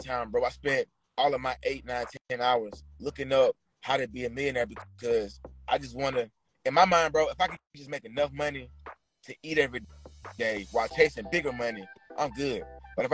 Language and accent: English; Atlanta, Georgia, United States; also born or lived in San Francisco Bay Area; I'm from Atlanta